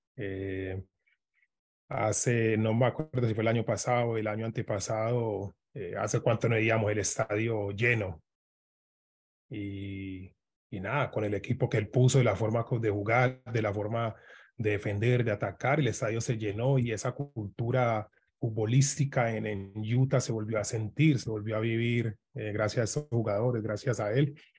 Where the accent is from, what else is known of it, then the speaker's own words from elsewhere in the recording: Medellín, Antioquia, Colombia; moved away; yo soy de Medellín, él vive un poquito más lejos de, de donde yo me crié